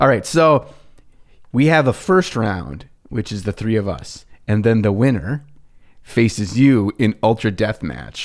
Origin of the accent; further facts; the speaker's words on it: Minnesota, United States; we're from Minnesota